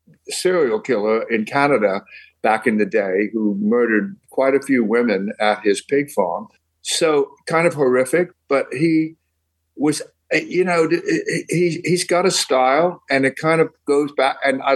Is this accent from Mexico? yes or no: no; England, United Kingdom; now in United States; You know, I came from England, and when I came over, people pronounced mine, they thought it was Jerry or Gerald.